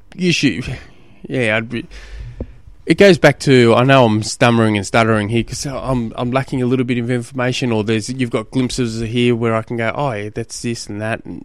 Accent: Australia; I'm an Australian, an Aussie.

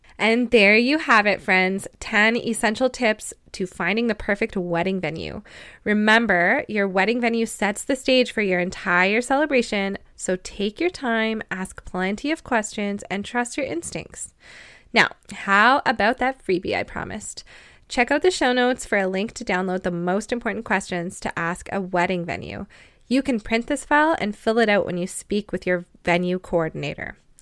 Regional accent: Canada; also born or lived in Lloydminster, Canada; I'm a Canadian wedding photographer based on the border of Alberta and Saskatchewan

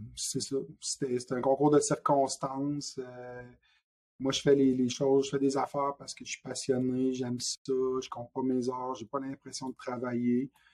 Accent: Quebec City, Quebec, Canada; moved away as an adult; also born or lived in Montreal region; je suis originaire de la région de Québec

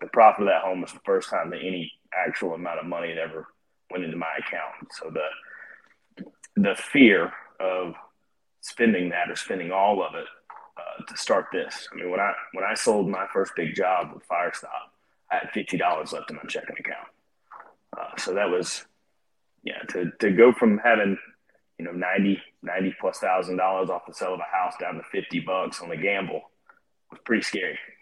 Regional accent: Northport, Alabama, United States; moved away as an adult; also born or lived in Georgia; I grew up here in Northport in Tuscaloosa, uh, and I left shortly after graduating high school

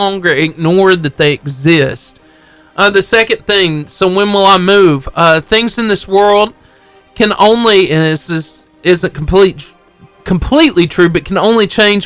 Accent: Marshall County, Alabama, United States; all my life, I grew up in Marshall County, Alabama

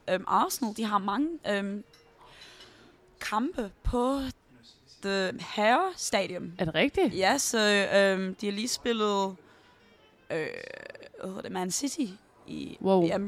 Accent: Denmark; now in London, United Kingdom; fortæller jo også... At jeg er dansker.

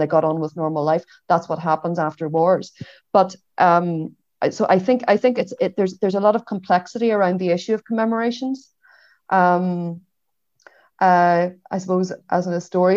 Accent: Derry, Northern Ireland, United Kingdom; I'm a Derry woman, you know, I was reared in Northern Ireland

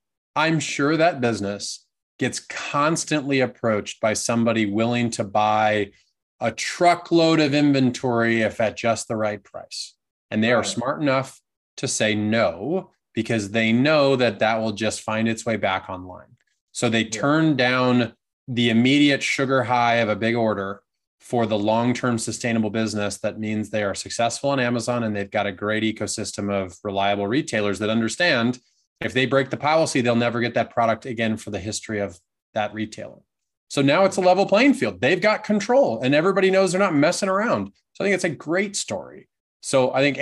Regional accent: Southern Oregon, United States; also born or lived in Portland, Oregon / East Coast; I grew up in the middle of nowhere in Southern Oregon

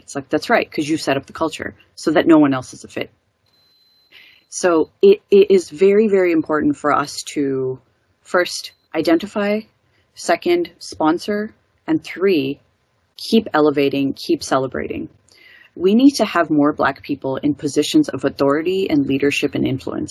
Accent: Detroit, Michigan, United States; I grew up in Detroit, Michigan in the U.S., which is predominantly Black

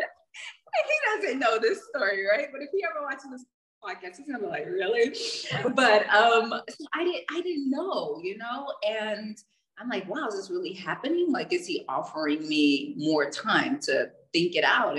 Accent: United States; I'm from, you know, the States

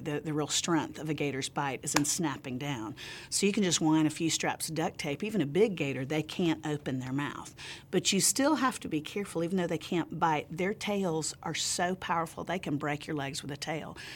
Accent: Central Florida, United States; I grew up in Central Florida

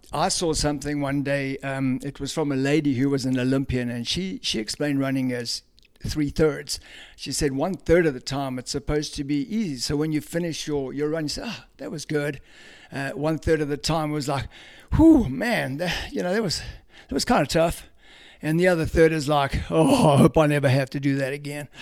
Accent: South Africa; moved away as an adult; now in Cumming, GA, United States; I grew up in South Africa

